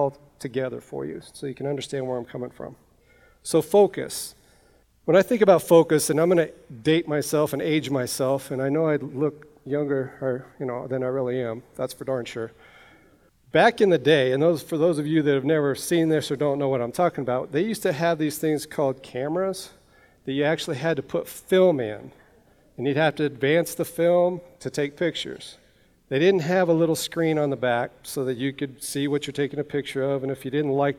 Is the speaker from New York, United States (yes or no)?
no; Granby, Colorado, United States; I'm from Granby. Now, that's a small mountain town up here by Winter Park ski area, by Grand Lake. That's where I grew up. Born and raised there, 5 generations, on the same homestead